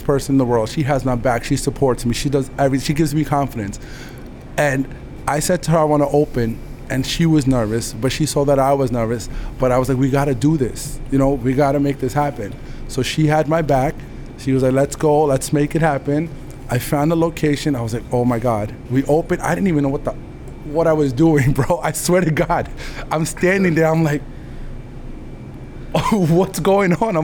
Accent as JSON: {"language": "English", "country": "India", "also_born_or_lived": "Queens, New York", "moved": "yes", "said": "I'm from India"}